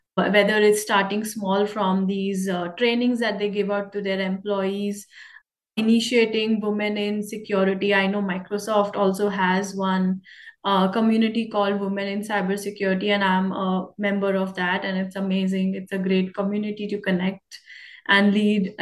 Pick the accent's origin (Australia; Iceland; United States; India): India; now in Canada; my journey started from India, and I'm in Canada right now. So the type of exposure I got in my personal career and having the chance to work with the US Army as an immigrant, as a Indian girl